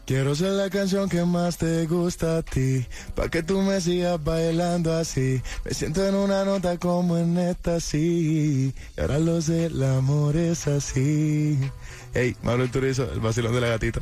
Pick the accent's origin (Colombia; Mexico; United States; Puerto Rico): Colombia; Caribbean coast; de donde yo soy, de la costa de Colombia